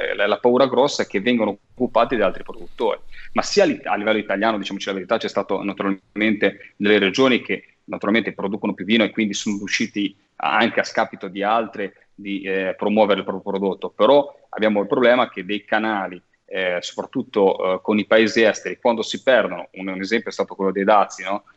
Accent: Cinque Terre, Liguria, Italy; io da Ligure, da, eh, mm, da cittadino, da popolo, da da residente ligure, soprattutto di tradizione delle Cinque Terre

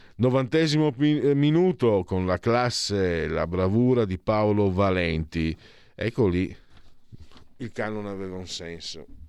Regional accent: Italy; moved away as an adult; also born or lived in Friuli-Venezia Giulia / Veneto; Io sono un mezzo sangue, nel senso che sono metà friulano e metà veneto

